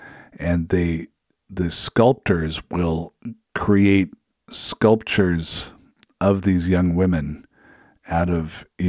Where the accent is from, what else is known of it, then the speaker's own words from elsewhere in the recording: West Coast, United States; now in Minnesota, United States; I've been to Disneyland in California because I'm from the West Coast, but now I live in the upper Midwest. I live in Minnesota